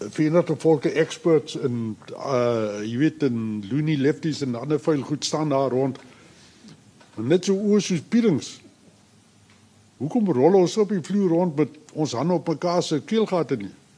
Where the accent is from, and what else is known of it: South Africa